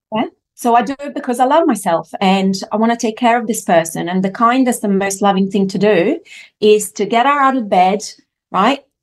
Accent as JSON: {"language": "English", "country": "Italy", "tie": "born or raised there", "moved": "yes", "said": "I grew up in Italy, so I was raised in a French household, but in Italy"}